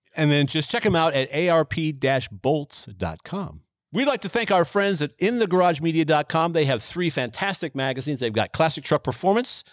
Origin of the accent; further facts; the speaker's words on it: Boone, Iowa, United States; I was working for a Dodge dealership in my hometown of Boone, Iowa